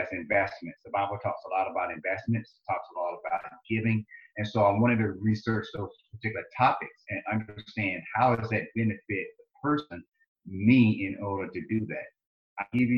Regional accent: Lewisburg, Tennessee, United States; accent: southern drawl; moved away as an adult; also born or lived in South Carolina / Michigan; I grew up in Lewisburg, Tennessee. You probably hear my accent, my southern drawl. I say y'all a lot.

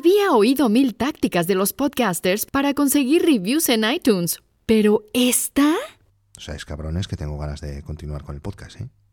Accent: Barcelona, Catalonia, Spain; nací en Barcelona en el 1980

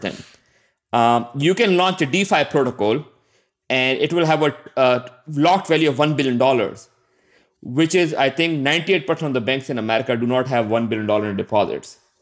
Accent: Pakistan; I'm from Pakistan

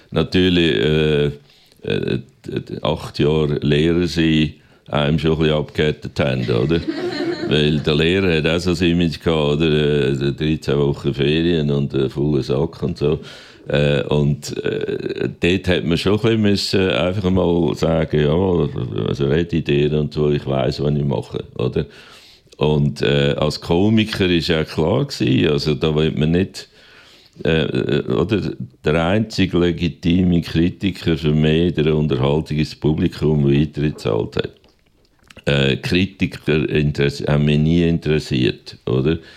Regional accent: Aargau, Switzerland

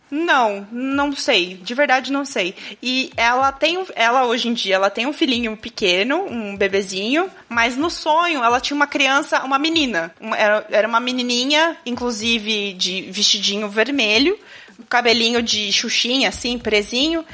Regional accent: Itu, São Paulo, Brazil; eu nasci em Itu, para quem não sabe, é interior de São Paulo

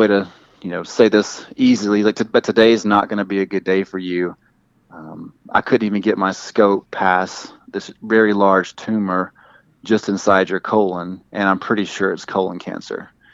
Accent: the Deep South, United States; accent: southern; I hope my accent doesn't come across too. It's just certain words with me. It's not like every single word that sounds super deep south

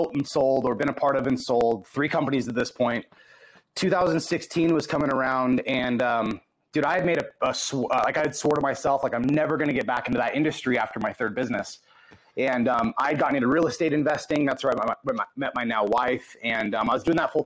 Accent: Hemet, California, United States; I grew up in a little town outside of Los Angeles County, outside of Orange County and Riverside County, but the town was called Hemet.

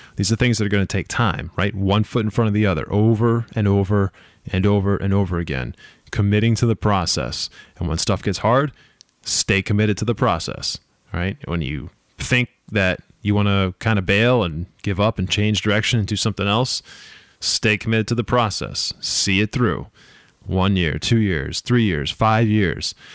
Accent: Boston, Massachusetts, United States; I'm from Boston, the Boston area

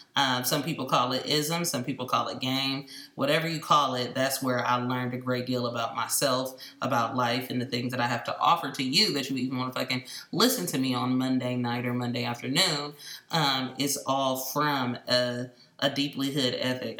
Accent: Oakland, California, United States; also born or lived in Los Angeles, California; I'm from East Oakland, California

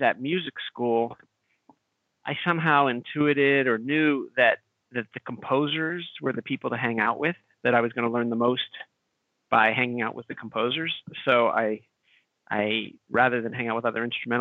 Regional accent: Pittsburgh, Pennsylvania, United States; I was born in Pittsburgh, Pennsylvania

